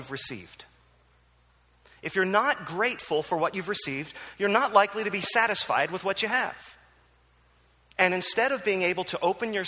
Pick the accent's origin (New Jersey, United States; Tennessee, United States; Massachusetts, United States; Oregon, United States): New Jersey, United States; moved away; also born or lived in Philadelphia; I grew up in New Jersey